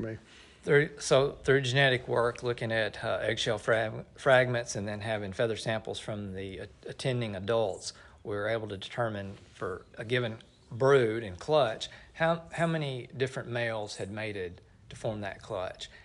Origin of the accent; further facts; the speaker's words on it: Middle Tennessee, United States; moved away as an adult; now in Oklahoma, United States; I grew up in Middle Tennessee